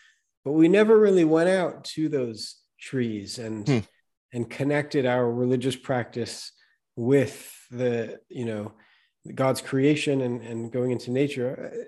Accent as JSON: {"language": "English", "region": "Northern California", "country": "United States", "tie": "born or raised there", "said": "Well, I grew up on land in Northern California that the native Sakhalin and Akhalanis peoples lived on several generations before my family came there."}